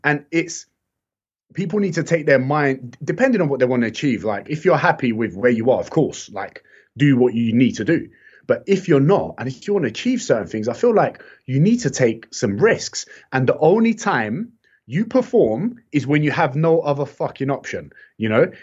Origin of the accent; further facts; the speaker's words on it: London, United Kingdom; I've also been in the heart of London where it's so mixed